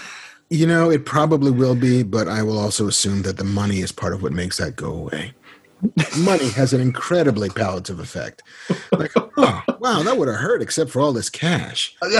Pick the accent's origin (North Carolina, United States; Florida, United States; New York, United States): New York, United States; New York City; I'm from the Bronx